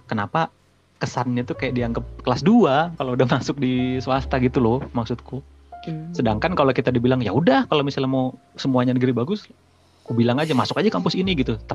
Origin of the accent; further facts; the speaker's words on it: Kalimantan, Indonesia; kalau aku ya yang di daerahku dulu